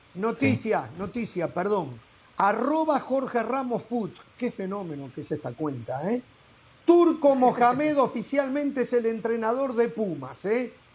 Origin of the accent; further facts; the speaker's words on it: Uruguay; moved away; En Uruguay somos 3.400.000 y hay 3.400.000 eh, técnicos en mi país